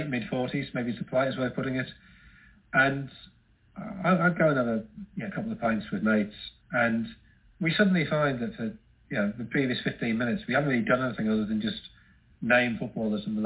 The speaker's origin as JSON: {"language": "English", "town": "Sunderland", "region": "North East England", "country": "United Kingdom", "said": "I'm from Sunderland, I'm a Sunderland fan."}